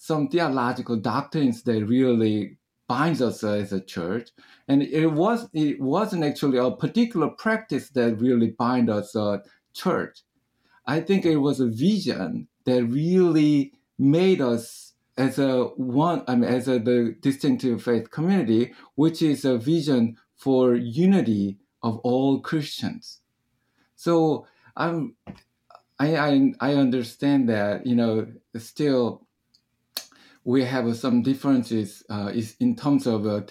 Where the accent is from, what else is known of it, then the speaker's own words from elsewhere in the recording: South Korea; moved away; I grew up in Korea